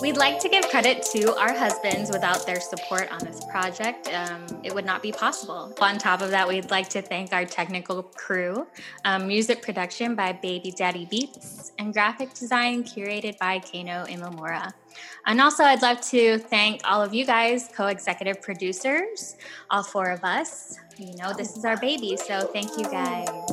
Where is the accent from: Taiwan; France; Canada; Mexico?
Taiwan; moved away as an adult; now in United States; I grew up in Taiwan.